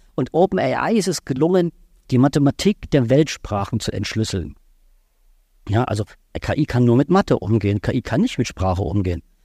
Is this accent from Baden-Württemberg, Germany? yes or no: yes; Baden-Württemberg, Germany; ich komme aus Baden-Württemberg